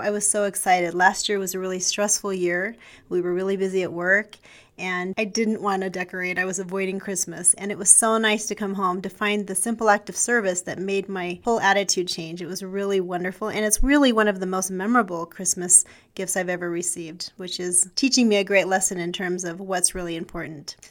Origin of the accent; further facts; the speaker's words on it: Provo, Utah, United States; When I was a child, I grew up in West Provo